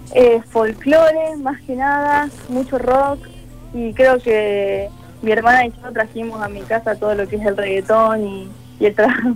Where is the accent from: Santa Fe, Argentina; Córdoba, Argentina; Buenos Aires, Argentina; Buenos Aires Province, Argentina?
Córdoba, Argentina; soy de Córdoba